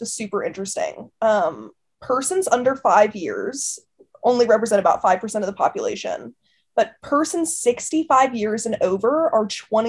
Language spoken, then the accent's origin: English; Garrett County, Maryland, United States; now in Baltimore, United States; I am an attorney in Baltimore. I was also born and raised in Garrett County, and I have a ton of family who still live in the area.